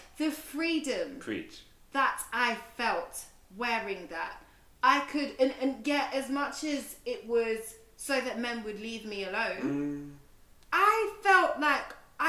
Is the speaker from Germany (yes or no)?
no; United Kingdom; born there; But my experience as a British-born Asian woman is not going to be the same as a woman born in India, born in China, born in Japan, for example.